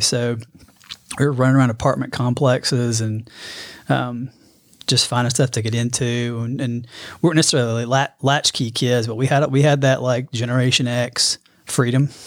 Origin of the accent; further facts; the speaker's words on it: Birmingham, Alabama, United States; also born or lived in Dallas, Texas; I was born in Birmingham. Um, grew up in Birmingham, kind of that metro